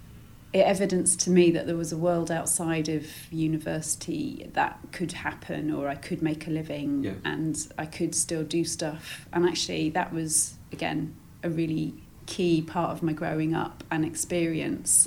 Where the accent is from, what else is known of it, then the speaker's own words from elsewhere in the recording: United Kingdom; we're British